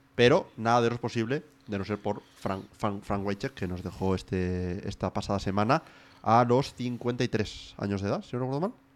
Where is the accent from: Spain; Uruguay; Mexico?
Spain; Asturias; born or raised there; moved away